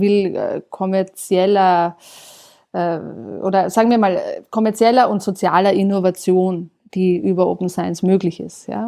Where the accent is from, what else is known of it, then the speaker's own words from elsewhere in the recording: Austria; in meinem Heimatland Österreich